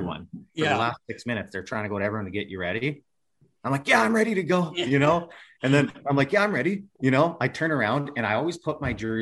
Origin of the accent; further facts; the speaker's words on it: the Carolinas, United States; I'm from Carolina